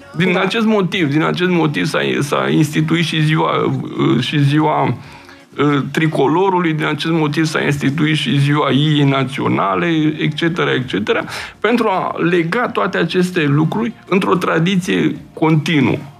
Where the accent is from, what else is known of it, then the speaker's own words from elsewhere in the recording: Romania; ca român simt uh, ceea ce am, aș, aș putea spune, uh, am un sentiment așa de patriotism, adică că uh, aparțin unei țări și unui popor